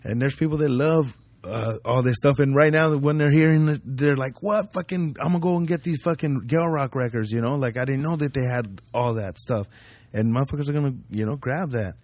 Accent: Ridgecrest, California, United States; also born or lived in Compton / Paramount; I grew up in the desert, in, in a little town, Ridgecrest

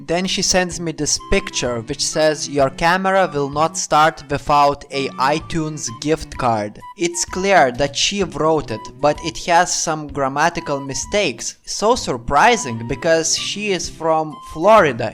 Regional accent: Lithuania; I'm Lithuanian.

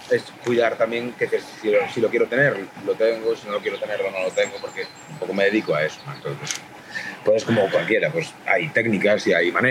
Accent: Galicia, Spain; accent: Galician; Yo empecé yo trabajo más porque tengo acento gallego

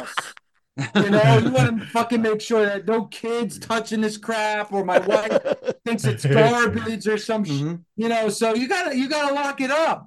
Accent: New Jersey, United States; I grew up in New Jersey.

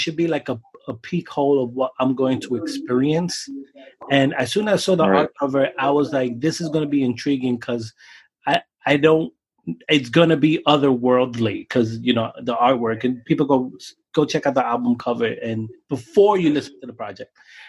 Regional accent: Brooklyn, New York, United States; And I'm an older guy. I'm 40. I grew up in Brooklyn hip hop.

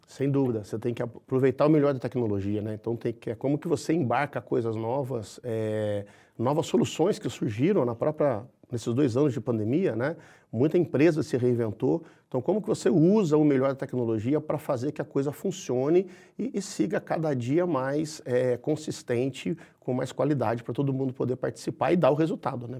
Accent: Minas Gerais, Brazil; como um bom mineiro, eu sou muito, eu sou muito próximo de gente

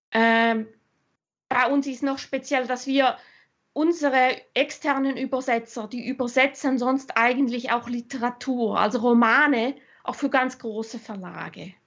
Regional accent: Switzerland; also born or lived in Germany / Austria; ich bin halb Deutsche, halb Österreicherin. Ich bin aber in der Schweiz aufgewachsen seit meinem sechsten Lebensjahr

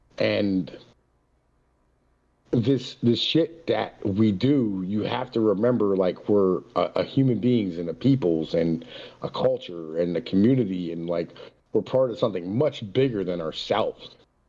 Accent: Appalachia, United States; as an Appalachian, as an Italian, you know what I mean?

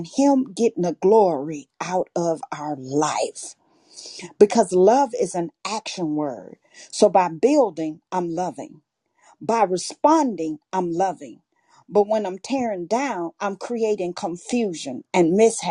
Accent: Arkansas, United States; I was born and raised in Arkansas. So I'm a country girl from the rooter to the tooter.

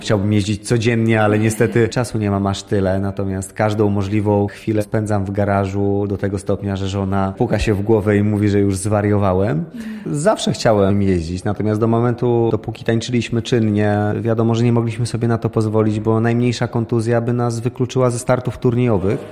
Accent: Białystok, Podlaskie Voivodeship, Poland; Swoją karierę rozpoczynałem w Białymstoku, ponieważ z Białego Stoku pochodzę.

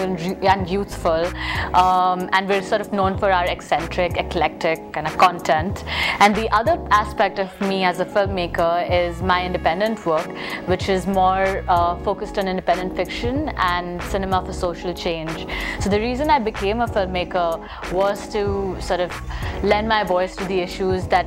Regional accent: Mumbai, Maharashtra, India; I'm a filmmaker from Mumbai, India

